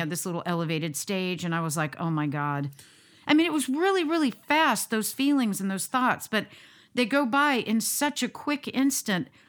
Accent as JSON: {"language": "English", "country": "United States", "said": "being the American that I am"}